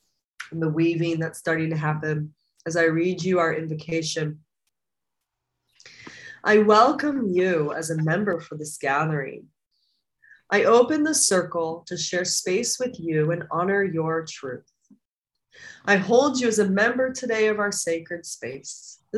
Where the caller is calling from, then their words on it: Costa Rica; calling from Costa Rica, I'm an old timer here.